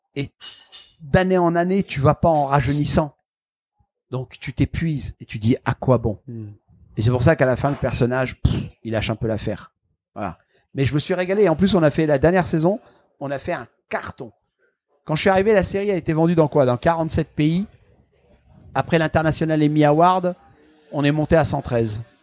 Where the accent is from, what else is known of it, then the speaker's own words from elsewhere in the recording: the Nord, Hauts-de-France, France; moved away; also born or lived in Marseille, France; j'ai grandi dans le Nord.